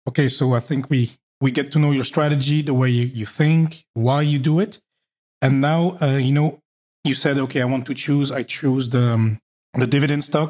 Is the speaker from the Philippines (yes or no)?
no; Belgium; I grew up in Belgium